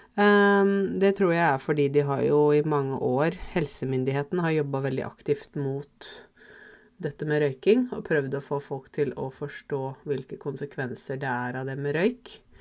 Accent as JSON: {"language": "Norwegian", "country": "Norway", "said": "Norge er hjemlandet mitt"}